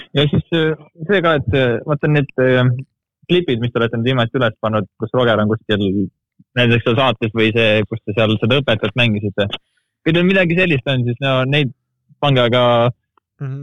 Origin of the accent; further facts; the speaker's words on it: Estonia; ma olen nii eestlane, kui eestlane olla saab